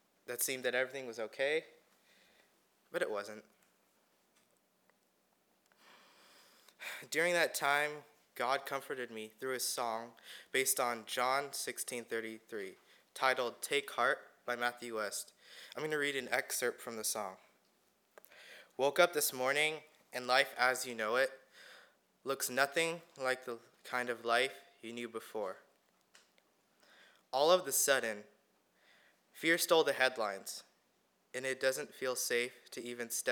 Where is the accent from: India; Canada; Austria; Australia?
India; now in California, United States; I was born in India and I moved to the United States in 2008.